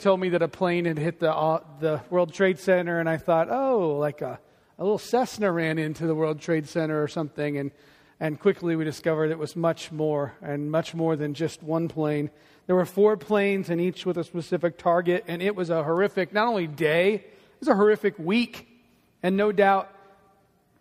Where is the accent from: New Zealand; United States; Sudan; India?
United States; the citizens of this country, the United States of America